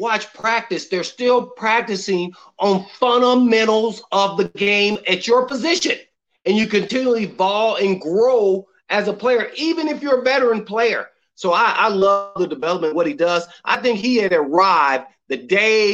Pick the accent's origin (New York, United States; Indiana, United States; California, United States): Indiana, United States; Indianapolis; I grew up in Indianapolis, Indiana